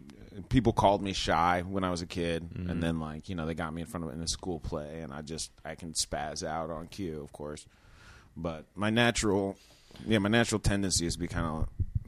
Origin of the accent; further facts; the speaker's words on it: New York City, New York, United States; New York. Grew up New York, grew up in Manhattan. Mom, fucking, you know, nice little rent control, one bedroom on 70th Street.